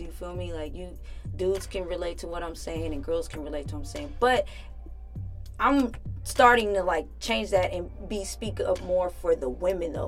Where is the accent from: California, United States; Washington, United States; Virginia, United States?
California, United States; Richmond; now in Los Angeles, United States; where I grew up in Richmond, like you know, my peoples, our peoples, they have own their own homes